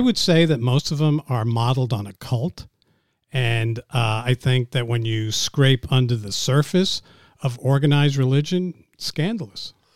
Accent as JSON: {"language": "English", "town": "New York City", "region": "New York", "country": "United States", "tie": "born or raised there", "also_born_or_lived": "Montreal, Canada", "said": "I was born in Montreal. I grew up in New York City"}